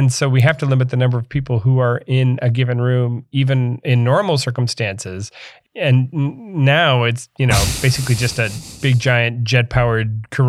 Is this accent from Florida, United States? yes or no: yes; Florida, United States; I'm from Florida. I'm allowed to make these jokes.